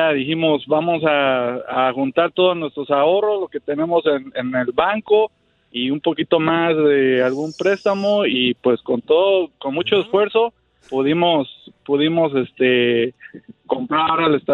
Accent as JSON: {"language": "Spanish", "region": "Mexico City", "country": "Mexico", "lives_now": "United States", "said": "Yo soy de la Ciudad de México."}